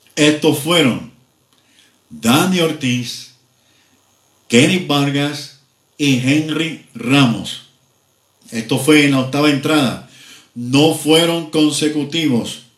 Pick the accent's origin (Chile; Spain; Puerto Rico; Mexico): Puerto Rico; Mayagüez; los indios de mi pueblo, a los indios de Mayagüez